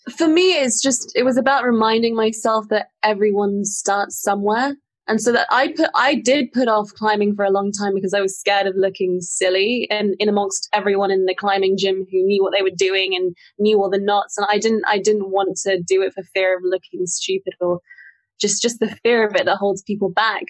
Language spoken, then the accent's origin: English; Singapore; I grew up in the city in Singapore